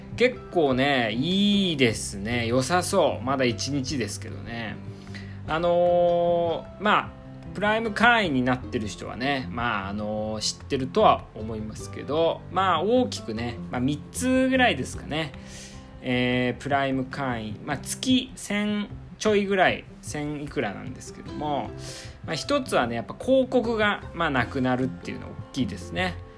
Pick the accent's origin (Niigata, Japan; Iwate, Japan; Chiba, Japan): Iwate, Japan; 岩手出身寒いところ出身なんですけどもね